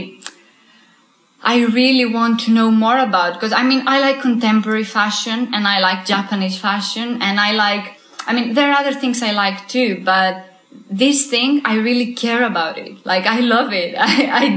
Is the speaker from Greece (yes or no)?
yes; Greece; moved away; I'm from Greece